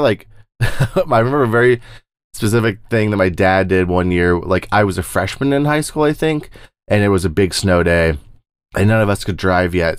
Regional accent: Plains part of Texas, United States; I'm from the Plains deserty part of Texas

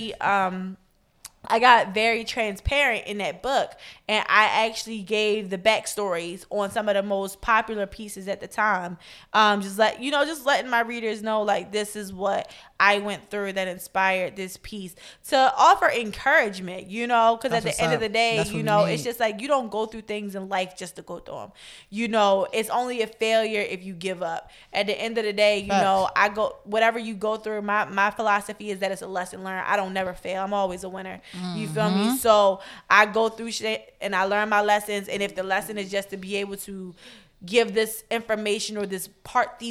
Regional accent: Baltimore, Maryland, United States; my childhood and rearing in Baltimore. Like, you know, my experience in Baltimore, growing up in Baltimore, still living here.

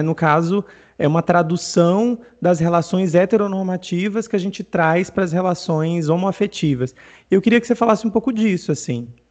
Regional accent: Northeast Region, Brazil; eu sou nordestino

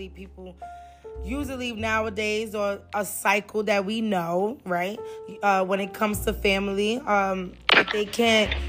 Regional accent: New York, United States; first language Spanish; English is a second language; also born or lived in Honduras; I constantly was going back and forth to Honduras and New York

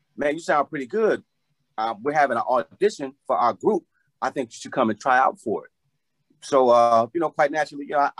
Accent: Chicago, Illinois, United States; born and raised in Chicago, singer-songwriter, producer

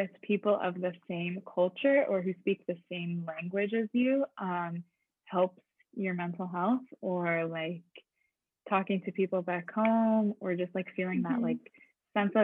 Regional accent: Michigan, United States; moved away as an adult; now in Montreal, Canada; I'm originally from Michigan. And so I moved to Montreal last year.

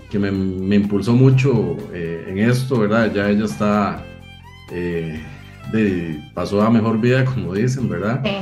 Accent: Cartago, Costa Rica; Bueno, yo soy eh, costarricense, eh, vivo y siempre he vivido en la provincia de Cartago

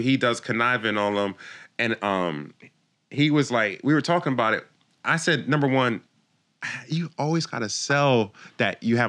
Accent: Philadelphia, Pennsylvania, United States; I'm from Philly. I'm like from the heart of where all you hear is all day. Like, that's the part of Philly I'm from.

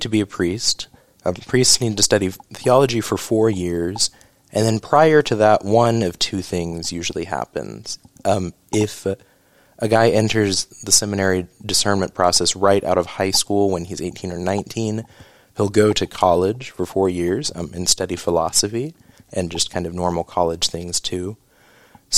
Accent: Oklahoma, United States; also born or lived in St. Louis; I grew up in Oklahoma

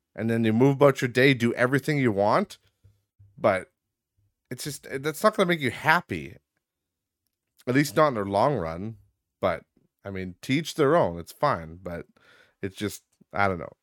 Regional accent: Midwest, United States; I grew up in the Midwest. I still reside in the Midwest, as you all know.

